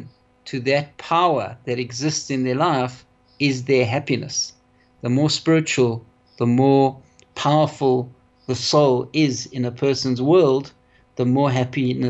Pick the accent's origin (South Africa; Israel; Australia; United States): South Africa; Johannesburg, Gauteng; I was brought up here in South Africa, in Johannesburg, and had a wonderful life in Johannesburg